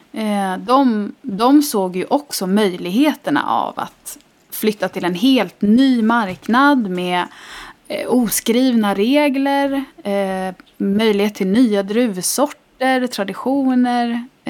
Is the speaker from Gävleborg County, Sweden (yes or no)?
no; Stockholm, Stockholm County, Sweden; moved away as an adult; also born or lived in Italy; now in Gotland, Sweden; jag är eh, ursprungligen från Stockholm.